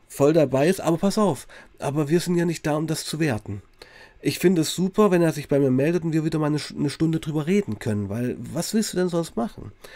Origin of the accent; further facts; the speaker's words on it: Weißenfels, Saxony-Anhalt, Germany; ich komme ja aus Weißenfels, Sachsen-Anhalt, also wirklich tiefster Osten